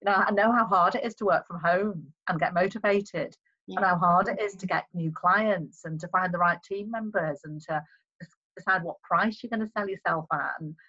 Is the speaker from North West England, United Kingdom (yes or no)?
yes; Liverpool, North West England, United Kingdom; also born or lived in Plymouth / Cardiff; I'm originally from Plymouth, believe it or not. Yeah. My father was Merchant Navy, so I was born in Plymouth. Then we moved to Cardiff when I was about 3. And then when I was about 7, we moved to Liverpool.